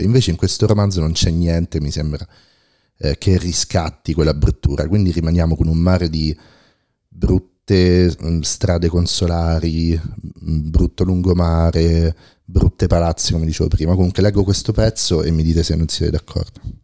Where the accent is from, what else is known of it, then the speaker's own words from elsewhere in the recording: Rome, Lazio, Italy; io che sono cresciuto a Roma